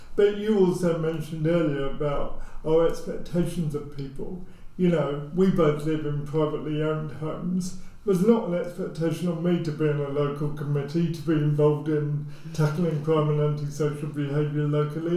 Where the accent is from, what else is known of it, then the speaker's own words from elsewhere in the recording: near Luton, East of England, United Kingdom; I grew up near Luton